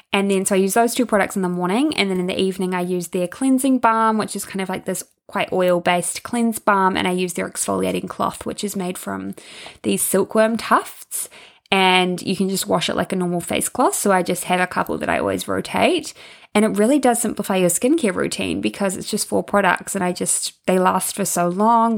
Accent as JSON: {"language": "English", "region": "Hawke's Bay", "country": "New Zealand", "said": "I'm from Hawke's Bay"}